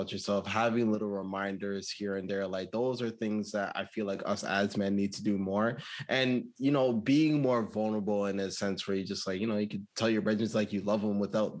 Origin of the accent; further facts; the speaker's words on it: Toronto, Ontario, Canada; I come from Scarborough